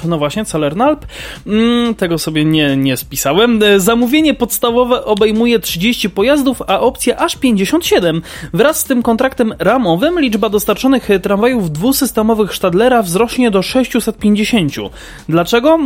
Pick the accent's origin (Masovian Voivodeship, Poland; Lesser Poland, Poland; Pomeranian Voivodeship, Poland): Lesser Poland, Poland; Kraków; u nas w Krakowie